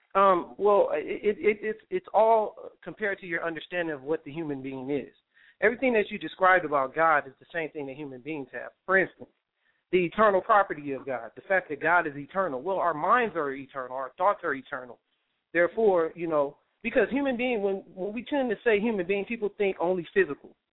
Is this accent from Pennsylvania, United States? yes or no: no; California, United States; I'm from California